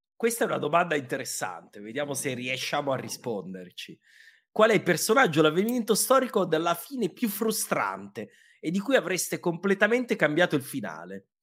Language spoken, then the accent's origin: Italian; Abruzzo, Italy; io da abruzzese